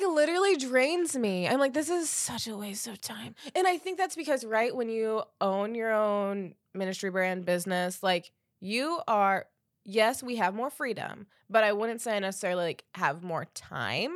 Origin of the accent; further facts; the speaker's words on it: Defiance, Ohio, United States; I needed to do the conference in my hometown